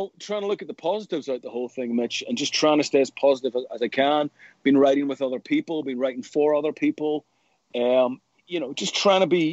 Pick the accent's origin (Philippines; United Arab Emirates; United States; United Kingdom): United Kingdom; Belfast, Northern Ireland; growing up in Northern Ireland